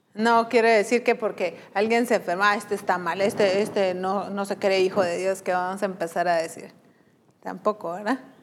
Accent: Guatemala; como decimos aquí en Guatemala

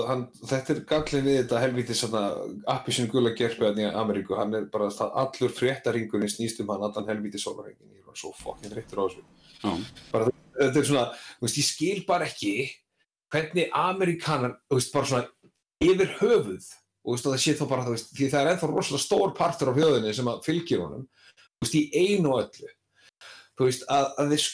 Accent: Iceland

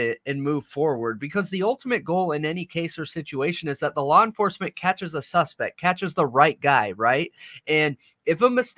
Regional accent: California, United States; I'm from California, bro.

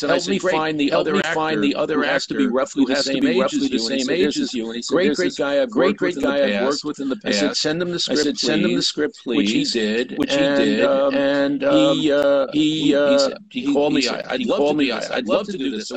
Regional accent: New Jersey, United States; I'm from New Jersey

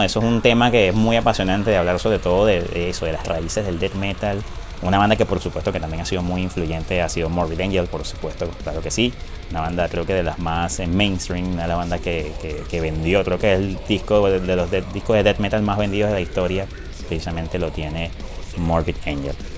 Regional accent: Venezuela

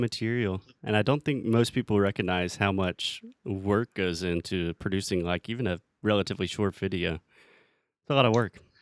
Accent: United States; also born or lived in Brazil; the US

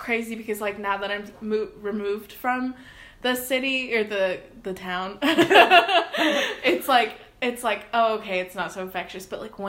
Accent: Austin, Texas, United States; moved away as an adult; also born or lived in College Station, Texas / San Fernando Valley, California; I grew up in Austin

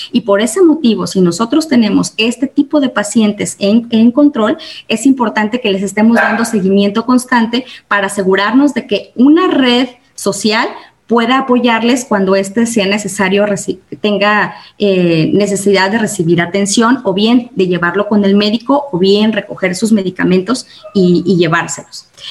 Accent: Mexico

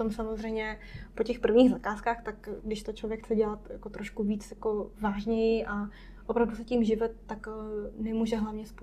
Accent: Czechia; also born or lived in Taiwan; já jsem Češka, fakt kokyš, tak to ukážu občanku, že nejsem větnamka, ale no, Češka. A že opravdu neumím větnamsky.

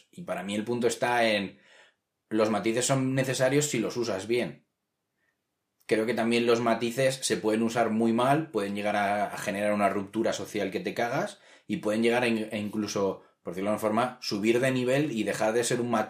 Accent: Spain; yo me presento eh, como español fuera de España cuando viajo

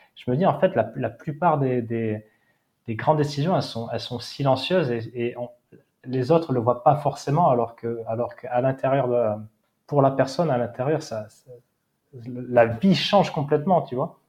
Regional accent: Seignosse / Hossegor, Nouvelle-Aquitaine, France; also born or lived in Australia / Val d'Isère; j'ai grandi en face de l'océan

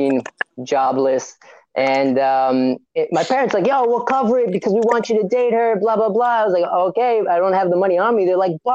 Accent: Florida, United States; moved away as an adult; also born or lived in Israel; now in New York, United States; I'm from Florida, right? I mean, Israel, but I moved when I was three, so really, my whole life I grew up in Florida

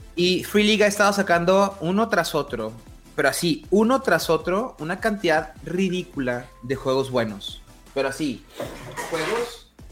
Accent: northern Mexico, Mexico; aquí estoy hablando desde mi privilegio norteño, es nada más tengo que manejar una hora y media para llegar a, Estados Unidos

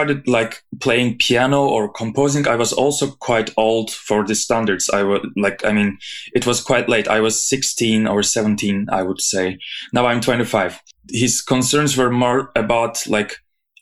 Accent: Izmir, Turkey; moved away as an adult; now in Zurich, Switzerland; I was born in Izmir, Turkey, and I finished my bachelor studies there.

